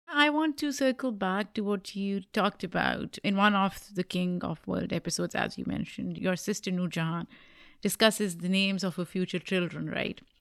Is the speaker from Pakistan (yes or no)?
yes; Pakistan; now in United States; When I was growing up in Pakistan